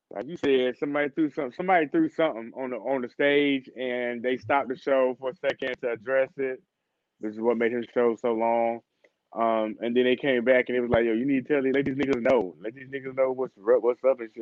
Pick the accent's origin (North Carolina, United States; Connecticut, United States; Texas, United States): North Carolina, United States; I'm from North Carolina